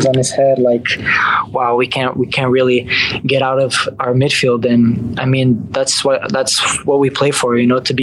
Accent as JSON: {"language": "English", "country": "Canada", "tie": "born or raised there", "said": "I was born in Canada"}